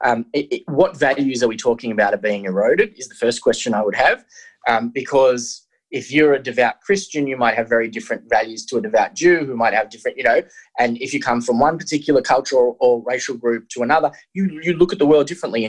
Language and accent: English; Australia; I'm an Australian